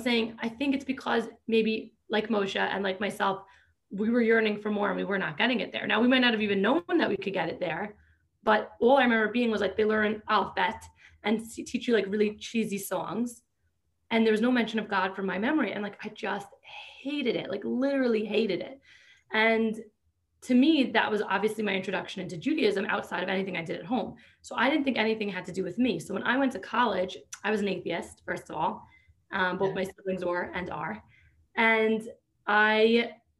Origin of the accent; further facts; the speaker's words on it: New York, United States; I grew up in New York